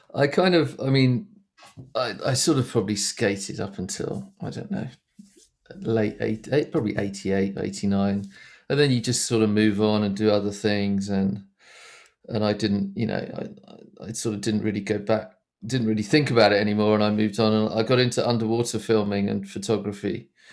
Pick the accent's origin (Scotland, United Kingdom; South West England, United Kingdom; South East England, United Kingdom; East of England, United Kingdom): East of England, United Kingdom; Essex; I grew up in Essex, which is, um, It just kinda east of London.